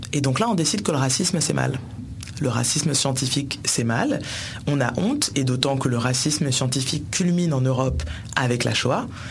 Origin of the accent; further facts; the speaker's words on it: France; Je suis française par votre faute